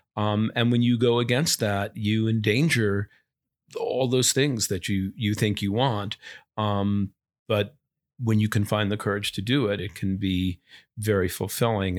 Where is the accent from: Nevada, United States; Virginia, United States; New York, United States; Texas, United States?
New York, United States; Long Island; I grew up on Long Island